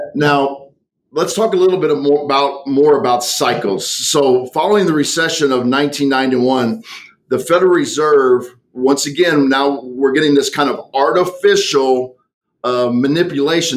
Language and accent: English; United States; I grew up on the on the Mississippi River